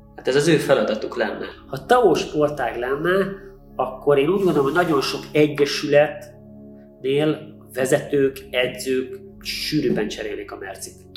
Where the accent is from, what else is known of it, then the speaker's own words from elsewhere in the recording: Hungary; magyarok vagyunk